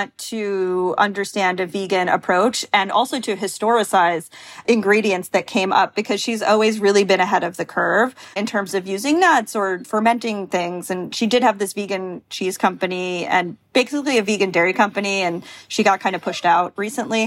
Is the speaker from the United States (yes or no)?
yes; Long Island, New York, United States; I'm from Long Island